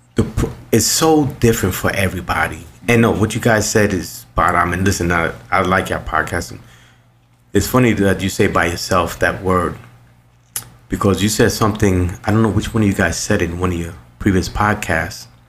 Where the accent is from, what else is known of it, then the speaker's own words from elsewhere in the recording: New York City, New York, United States; I was born and raised in New York City